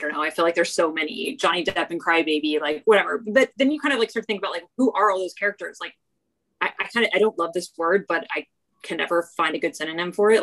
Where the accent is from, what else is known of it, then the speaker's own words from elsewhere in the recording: Texas, United States; moved away; also born or lived in New York; growing up in Texas.